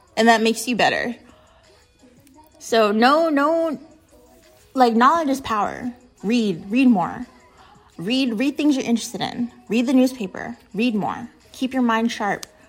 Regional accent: United States; being American

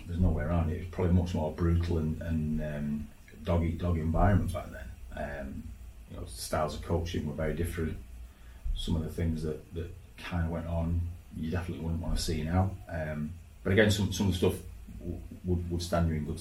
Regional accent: Leeds, Yorkshire and the Humber, United Kingdom; I was still playing for Leeds Schoolboys, which was about 15, 16 when I was going to leave high school. And then I was playing for my local team, which was Ruffle Juniors. Back in Leeds

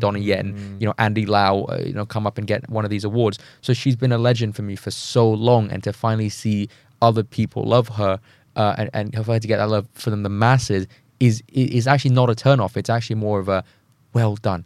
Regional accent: Thailand; moved away; I'm from Thailand, as someone who comes from Southeast Asia

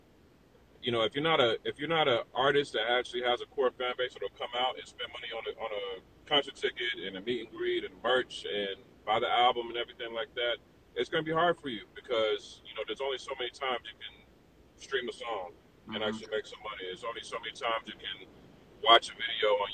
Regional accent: Atlanta, Georgia, United States; now in Miami, United States; living in Miami and growing up in Atlanta

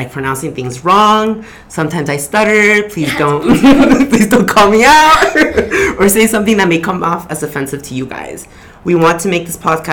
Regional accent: Miami, Florida, United States; also born or lived in Peru; I moved to Miami when I was four

